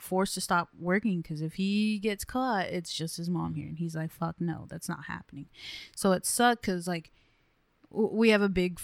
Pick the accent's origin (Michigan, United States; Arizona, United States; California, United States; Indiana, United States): California, United States; Livingston; Jose and I grew up in Livingston